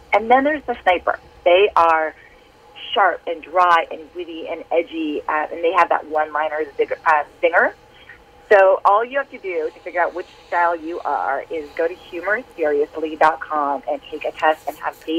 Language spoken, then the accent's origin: English; Minnesota, United States; I am from Minnesota, 60% of your audience, I think, is as well.